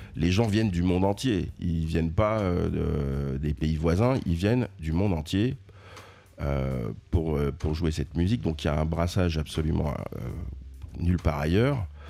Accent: Paris, Île-de-France, France; moved away as an adult; now in New York, United States; j'y ai, bah, grandi et puis c'est, c'est presque ma ville natale

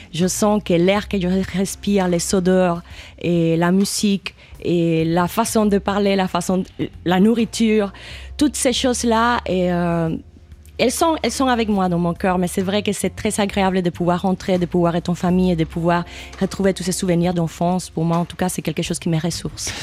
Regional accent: Cuba; moved away; j'ai grandi à Cuba

